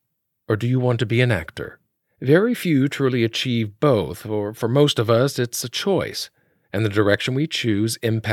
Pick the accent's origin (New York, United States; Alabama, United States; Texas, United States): Alabama, United States; Now, we are two fellow Southern boys. Growing up, I grew up in Alabama.